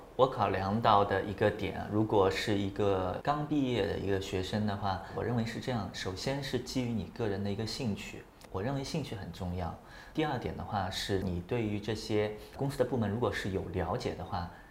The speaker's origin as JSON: {"language": "Chinese", "region": "Shanghai", "country": "China", "also_born_or_lived": "Qingdao", "said": "那时候是零六年刚刚硕士毕业，我是上海人，然后从青岛回到上海"}